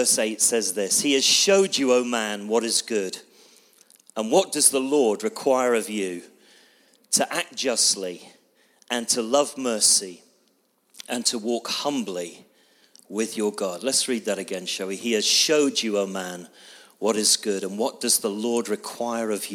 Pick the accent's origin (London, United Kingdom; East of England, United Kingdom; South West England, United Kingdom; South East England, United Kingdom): South West England, United Kingdom; Bristol; I come from Bristol